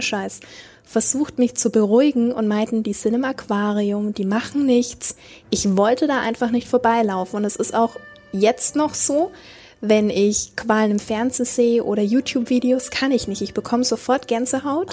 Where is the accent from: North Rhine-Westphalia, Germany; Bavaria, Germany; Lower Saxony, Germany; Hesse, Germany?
Bavaria, Germany; Nuremberg; bei uns in Nürnberg und ich war dort mit meiner Oma, war nicht ganz zehn Jahre alt